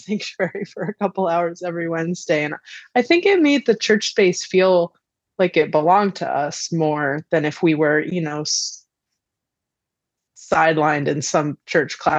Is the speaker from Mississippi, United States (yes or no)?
no; central Connecticut, United States; I grew up on a farm in central Connecticut, in a farming and construction family